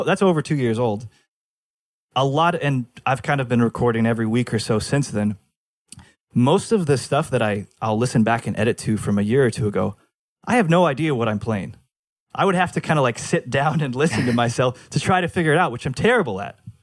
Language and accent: English; Fullerton, California, United States; also born or lived in Los Angeles, United States; I'm back in Fullerton, sleeping in my dad's, in the, uh, the laundry room